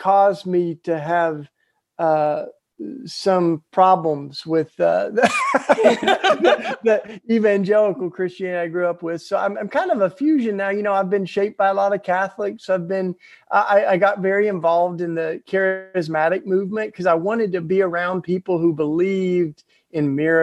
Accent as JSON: {"language": "English", "region": "East Tennessee", "country": "United States", "tie": "born or raised there", "moved": "yes", "said": "I grew up in the Bible Belt and the evangelical church down in East Tennessee"}